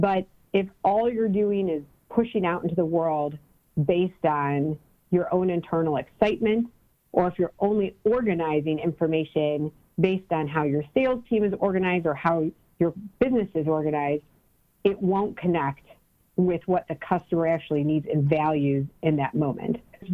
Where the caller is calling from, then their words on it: Cleveland, Ohio, United States; I'm calling from Cleveland, Ohio.